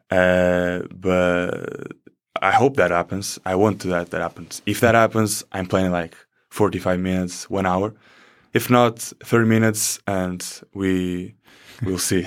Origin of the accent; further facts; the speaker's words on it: Portugal; first language Portuguese; English is a second language; moved away as an adult; also born or lived in Iowa; now in United States; we in Portugal, I think, I guess, uh, from the time I lived here, I guess our English in middle school and high school is the same as Spanish here